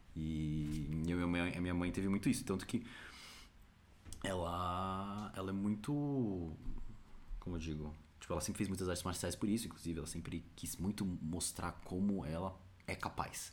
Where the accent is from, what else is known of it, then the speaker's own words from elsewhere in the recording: São Paulo, Brazil; eu nasci em São Paulo, SP, Brasil